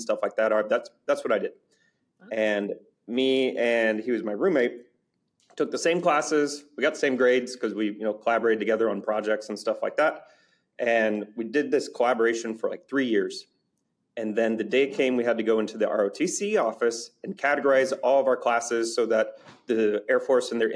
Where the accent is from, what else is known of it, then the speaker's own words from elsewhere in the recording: Dallas, Texas, United States; also born or lived in Michigan; now in San Antonio, United States; we ended up in Dallas when I was in preschool. And lived in Texas essentially ever since. Went through all the way through high school up in Dallas